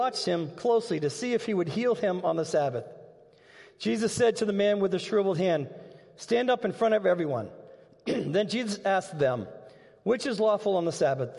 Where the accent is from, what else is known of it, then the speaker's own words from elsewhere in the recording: Massachusetts, United States; now in Dubuque, United States; We grew up in Massachusetts, and every Sunday, we were going to be at church